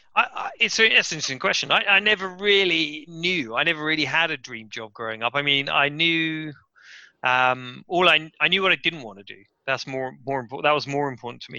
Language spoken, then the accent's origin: English; West Sussex, South East England, United Kingdom; moved away as an adult; also born or lived in Cambridge / Japan; now in London, United Kingdom; I'm from West Sussex in in England, um, which is kind of the southeast of the country. Very very countryside um, area, very green, very beautiful area, very very kind of quiet area really. Uh, and I grew up there